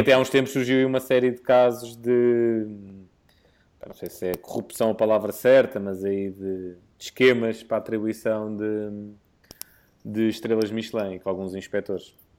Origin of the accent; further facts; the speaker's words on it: Portugal; como bom português